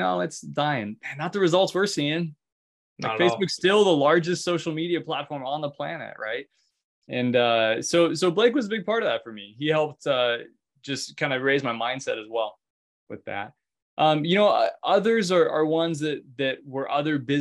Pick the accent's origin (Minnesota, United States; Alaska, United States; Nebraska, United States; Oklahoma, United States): Alaska, United States; now in Oregon, United States; I'm from Alaska originally.